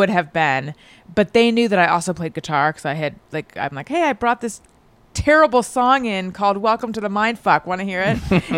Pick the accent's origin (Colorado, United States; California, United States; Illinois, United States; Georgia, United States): California, United States; Orange County; first language English; I'm from Orange County originally